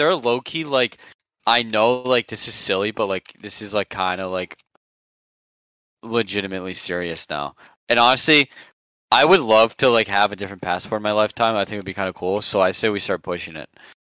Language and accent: English; Ohio, United States; It's my first time visiting New York City. I come from Ohio.